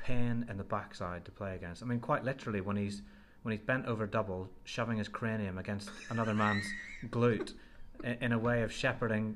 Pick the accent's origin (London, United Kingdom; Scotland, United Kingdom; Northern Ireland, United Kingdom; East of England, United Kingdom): Northern Ireland, United Kingdom; I'm from Northern Ireland